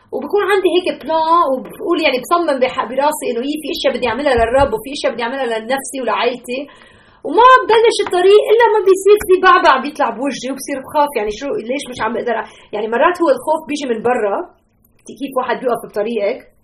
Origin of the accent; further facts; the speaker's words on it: Lebanon; now in Chicago, United States; انا لبنانيه